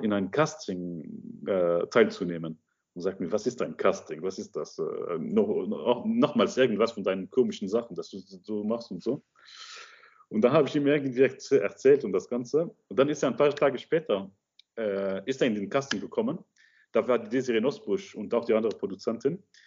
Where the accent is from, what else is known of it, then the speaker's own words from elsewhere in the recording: Luxembourg; German is a second language; also born or lived in Egypt; ich komme aus Luxemburg, aber ursprünglich aus Ägypten aber ich bin in Luxemburg aufgewachsen, seitdem ich sieben Jahre alt bin.